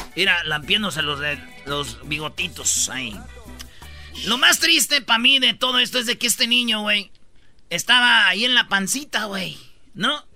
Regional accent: Mexico; Somos los, somos los papás mexicanos

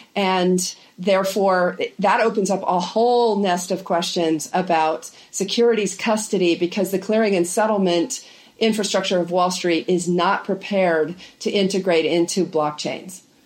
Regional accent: Wyoming, United States; moved away; I grew up in Wyoming and uh, have stayed very close, even though I haven't lived there for quite some time

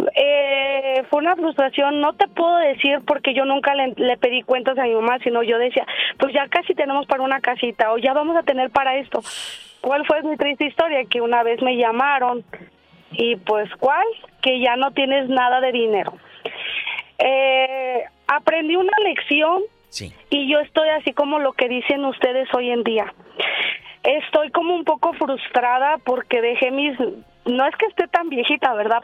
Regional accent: Monterrey, Nuevo León, Mexico; also born or lived in Michigan / Florida; now in Indiana, United States; yo soy de Monterrey.

